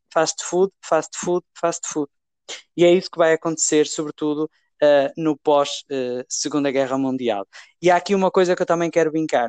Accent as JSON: {"language": "Portuguese", "country": "Portugal"}